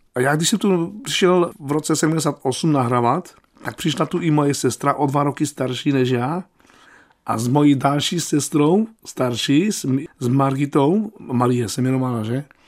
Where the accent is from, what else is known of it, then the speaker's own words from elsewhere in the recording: Opava, Moravian-Silesian Region, Czechia; ze Slovenska nejsem, já jsem se narodil v Opavě.